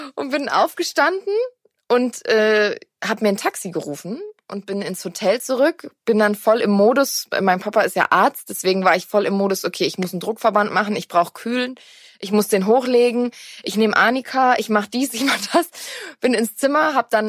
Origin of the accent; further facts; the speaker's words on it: Black Forest, Baden-Württemberg, Germany; bei uns im Schwarzwald ist eine Decke ein Teppich